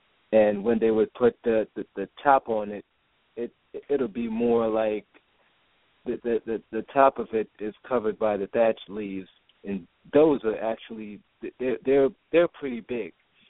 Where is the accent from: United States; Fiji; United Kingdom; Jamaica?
Jamaica; moved away; Yeah, that's where I was born and raised. I was actually born and raised in Jamaica. I'm 100% Jamaican.